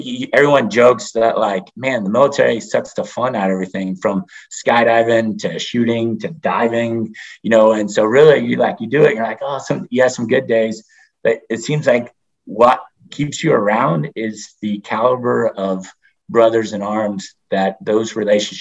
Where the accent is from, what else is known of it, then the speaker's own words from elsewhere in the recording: Charleston, South Carolina, United States; moved away; also born or lived in San Diego, California / Coronado, California; I grew up in Charleston, South Carolina